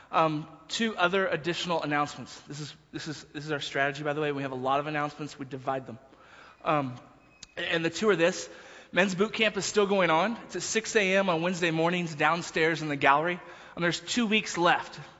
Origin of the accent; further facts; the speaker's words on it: Texas, United States; now in Denver, United States; I was from Texas